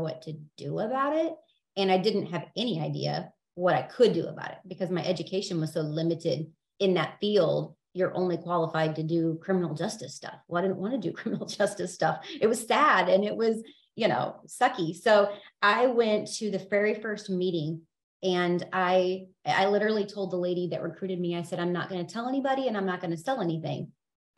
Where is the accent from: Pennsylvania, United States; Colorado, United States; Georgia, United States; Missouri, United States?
Missouri, United States; Independence; I am from Independence, Missouri